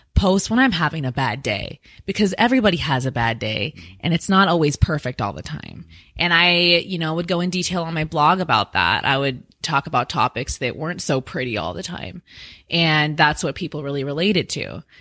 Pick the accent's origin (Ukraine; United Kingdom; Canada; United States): United States; Washington; now in Phoenix, United States; I'm from Washington State